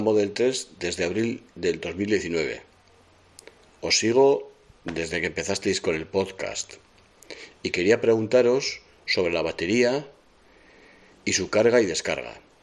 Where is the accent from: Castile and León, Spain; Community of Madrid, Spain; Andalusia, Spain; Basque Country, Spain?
Basque Country, Spain; San Sebastián; soy de Donosti